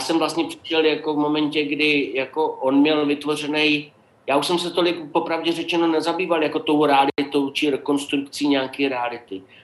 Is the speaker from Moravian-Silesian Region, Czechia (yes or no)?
yes; Opava, Moravian-Silesian Region, Czechia; moved away; also born or lived in Jeseníky; já jsem z Opavy, takže jako tam bylo německý obyvatelstvo ze sedmdesáti procent